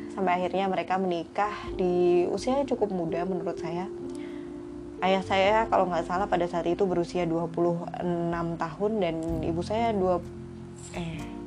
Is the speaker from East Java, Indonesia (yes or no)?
yes; Malang, East Java, Indonesia; now in Blitar, Indonesia; saya lahir di Malang, tahun sembilan dua.